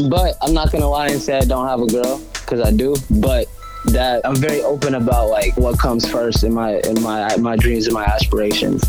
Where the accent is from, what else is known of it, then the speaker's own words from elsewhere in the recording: Gwinnett County, outside Atlanta, Georgia, United States; moved away as an adult; also born or lived in Malden, Massachusetts; now in Boston, United States; I grew up in Gwinnett County